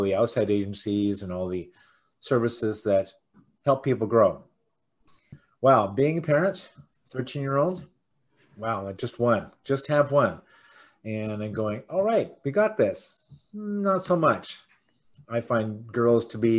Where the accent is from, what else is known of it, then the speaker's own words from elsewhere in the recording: Canada; we call each other Canadian because we're from Canada